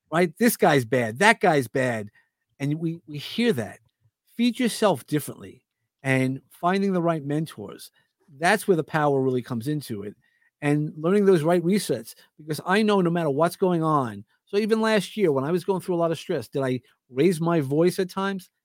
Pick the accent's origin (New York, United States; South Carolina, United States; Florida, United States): New York, United States; New York City; I grew up in Brooklyn